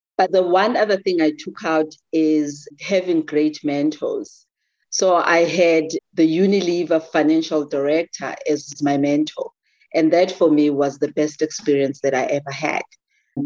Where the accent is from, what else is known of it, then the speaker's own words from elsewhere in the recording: rural KwaZulu-Natal, South Africa; now in Johannesburg, South Africa; I grew up in South Africa, and in one of the regions which is very Zulu-dominated. I'm a Zulu girl from the rural areas of KwaZulu-Natal